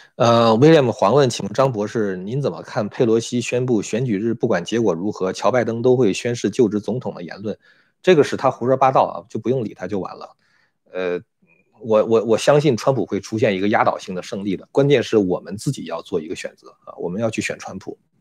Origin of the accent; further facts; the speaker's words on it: China; now in United States; 我是一个中国人，我非常爱中国啊